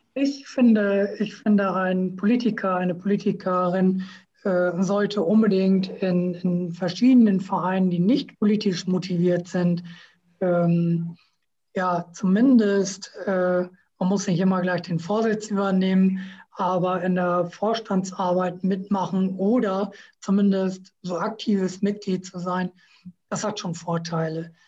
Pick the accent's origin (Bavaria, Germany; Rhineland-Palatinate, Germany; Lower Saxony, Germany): Lower Saxony, Germany; Emsland; now in Oldenburg, Germany; ich bin gebürtiger Emsländer